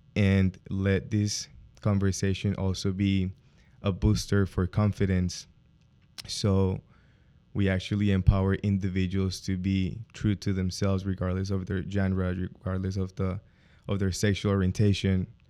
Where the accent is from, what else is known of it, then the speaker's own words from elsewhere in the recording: Colombia; moved away; I come from South America, Colombian more specifically, super macho mentality in the family